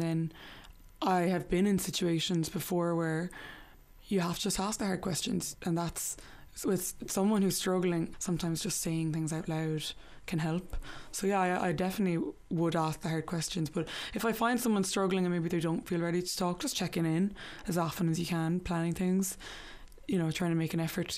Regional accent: Limerick, Munster, Ireland; also born or lived in New York; I'm from Limerick

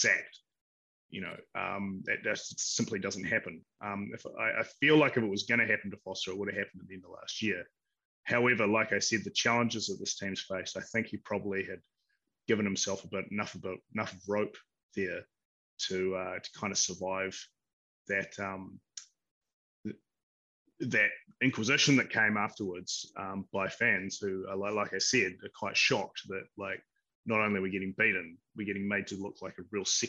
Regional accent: New Zealand; as a New Zealander

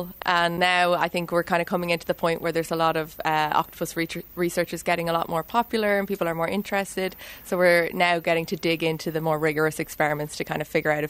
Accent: Dublin, Leinster, Ireland; moved away as an adult; now in Cambridge, United Kingdom; Yeah, so I'm Irish. I've lived in Dublin until I finished my PhD. I did my PhD in UCD, where I was studying the evolution of nervous systems in a jellyfish-type creature. And then I moved to Cambridge 4 years ago

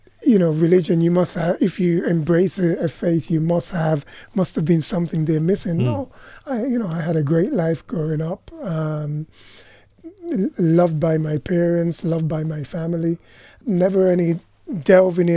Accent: Montserrat; I'm from Montserrat.

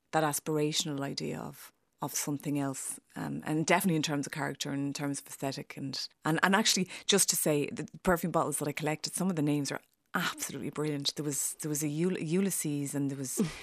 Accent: Ireland; also born or lived in London; you're being Irish

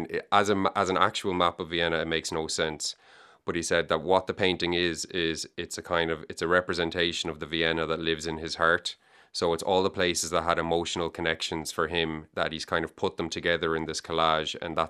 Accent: Galway, Connacht, Ireland; also born or lived in Dublin; So I was born in Dublin, but I grew up in Galway. We moved to Galway when I was 3.

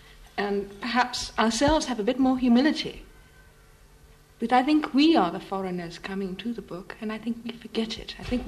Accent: United States; us Americans here

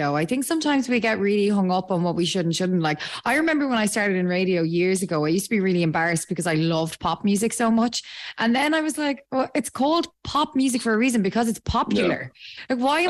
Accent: Ireland; I'm not just being biased because I am Irish

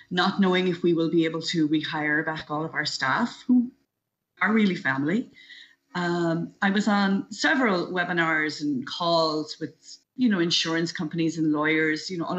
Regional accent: New Inn, County Galway, Ireland; moved away as an adult; also born or lived in New York City, United States; now in New Jersey, United States; I am from New Inn, County Galway. I've been living in New York City now for just over 25 years.

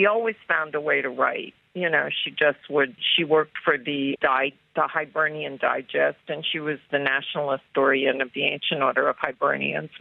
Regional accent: Washington, District of Columbia, United States; I grew up in Washington, and my dad was a D.C. police detective

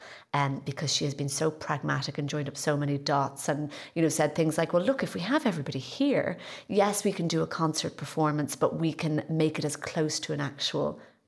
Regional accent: Galway, Connacht, Ireland; And I'm from Galway as well. Kind of I feel connected in some way.

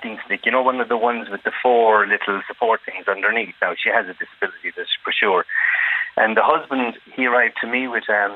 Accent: Ireland; We're Irish

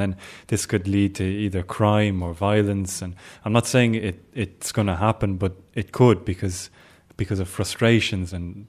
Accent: Ireland; And then I say Ireland. And then the next question is, where are you originally from? And then I want to answer the Coombe Hospital

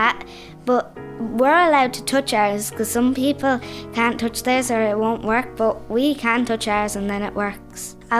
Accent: Wexford, Leinster, Ireland; I'm 10 years old. I'm from Wexford. I'm in fourth class.

